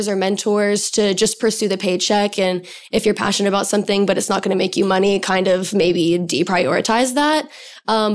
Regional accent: Atlanta, Georgia, United States; moved away as an adult; now in New York City, United States; I grew up in Atlanta, so I do have some city experience

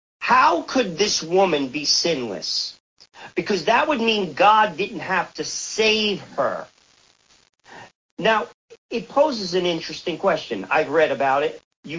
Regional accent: Bergen County, New Jersey, United States; I'm from Bergen County as well.

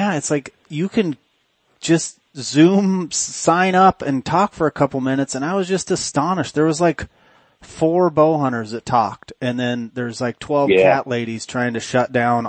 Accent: Oregon, United States; I grew up in Oregon. I mean, I took my first steps in the desolation unit in 1980.

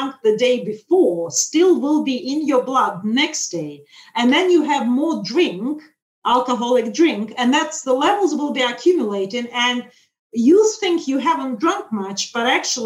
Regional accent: Russia; moved away; I'm originally from Russia

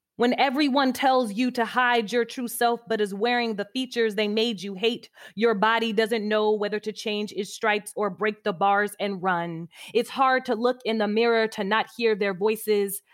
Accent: Midwest, United States; moved away as an adult; also born or lived in Greensboro, North Carolina; being a Midwesterner, young, you know, eighteen-year-old something

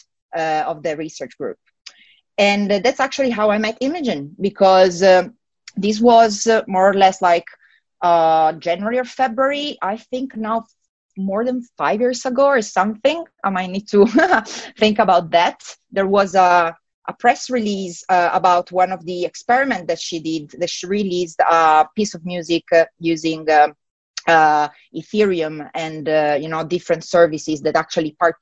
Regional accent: Italy; accent: Italian; English is a second language; moved away as an adult; also born or lived in Milan, Italy; now in United Kingdom; I'm from Italy, and essentially, when I was back in Italy, in Milan, I used to study and I used to work in audio engineering.

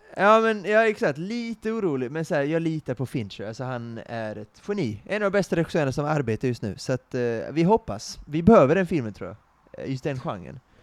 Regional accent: Sweden; som svensk

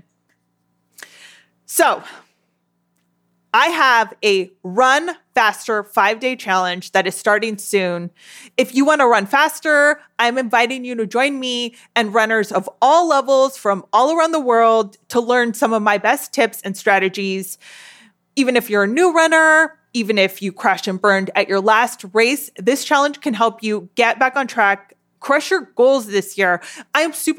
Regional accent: Southern California, United States; I was born and raised in Southern California

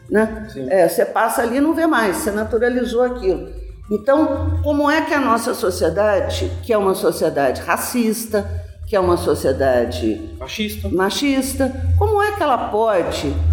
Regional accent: Brazil; nós nos reconhecemos como brasileiro

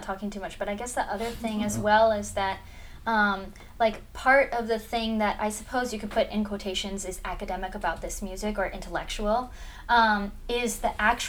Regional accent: Alaska, United States; growing up in Alaska

